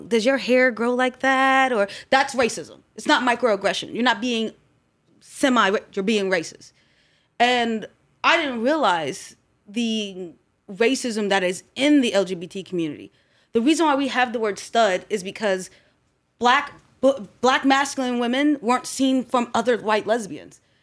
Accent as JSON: {"language": "English", "town": "Columbus", "region": "Ohio", "country": "United States", "tie": "born or raised there", "also_born_or_lived": "Baltimore, Maryland / Groveport, Ohio", "said": "I was born in Baltimore, Maryland, and we came here to Columbus when I was about six or seven"}